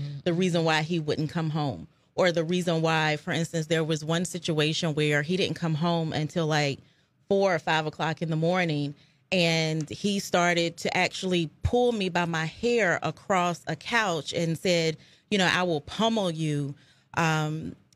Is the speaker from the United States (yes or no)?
yes; Fayetteville, North Carolina, United States; moved away as an adult; also born or lived in Charlotte, North Carolina; now in Richmond, United States; I'm from Fayetteville, North Carolina